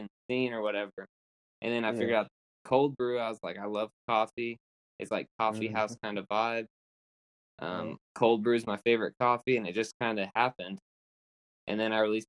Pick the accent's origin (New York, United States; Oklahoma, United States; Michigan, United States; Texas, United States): Oklahoma, United States; I'm from Oklahoma, by the way. I forgot to say that. But I'm from Oklahoma, United States